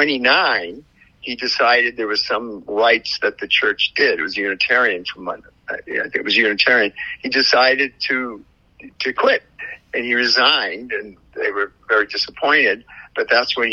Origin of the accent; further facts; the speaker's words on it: New England, United States; moved away; I'm from New England.